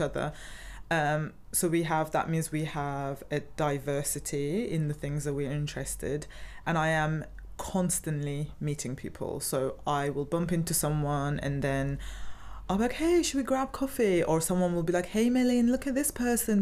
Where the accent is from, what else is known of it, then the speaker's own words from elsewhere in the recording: Turkey; now in Cardiff, United Kingdom; I'm originally from Turkey